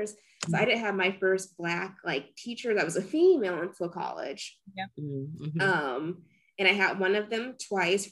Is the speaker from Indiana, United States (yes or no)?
yes; Merrillville, Indiana, United States; I grew up in Maryville, Indiana.